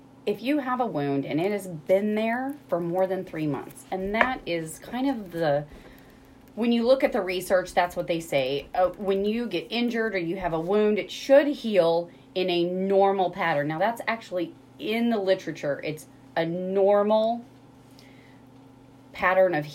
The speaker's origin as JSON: {"language": "English", "town": "Rolla", "region": "Missouri", "country": "United States", "tie": "born or raised there", "said": "I grew up in Rolla. Mm-hmm. I graduated high school here in 1995"}